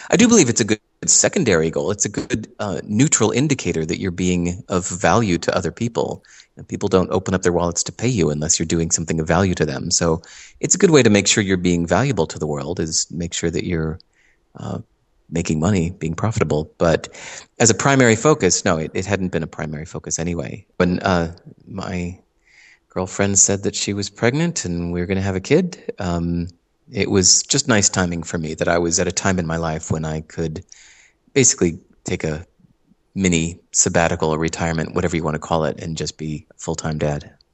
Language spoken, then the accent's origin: English; Hinsdale, Illinois, United States; moved away as an adult; also born or lived in New York City; now in Santa Monica, United States; I grew up in Hinsdale, Illinois